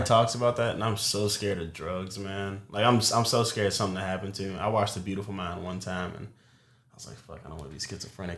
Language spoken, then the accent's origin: English; Louisville, Kentucky, United States; I'm from Louisville, Kentucky